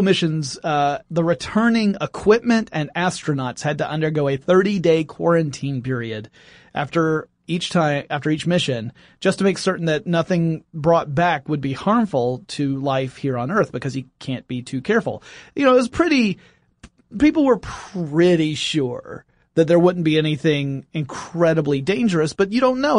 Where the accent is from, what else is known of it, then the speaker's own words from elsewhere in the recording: Oakwood, Georgia, United States; outside of Oakwood, Georgia, which is where I grew up